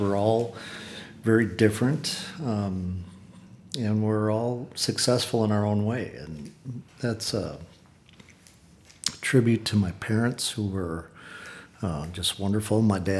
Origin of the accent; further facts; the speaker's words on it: Wisconsin, United States; now in Texas, United States; Born and raised in Wisconsin, but I've been in Texas since 1987, full time.